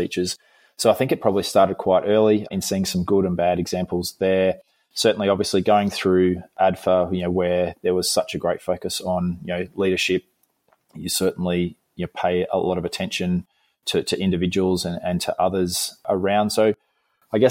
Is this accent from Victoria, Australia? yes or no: yes; Melbourne, Victoria, Australia; I grew up near Essendon Airport in Melbourne